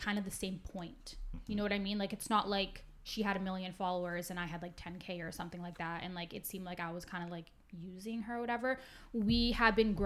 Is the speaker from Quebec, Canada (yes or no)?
no; Vancouver, British Columbia, Canada; I'm from Vancouver